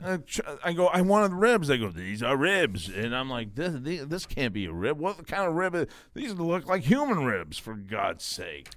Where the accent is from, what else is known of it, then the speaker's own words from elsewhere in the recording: Binghamton, New York, United States; I'm from Bingham to New York.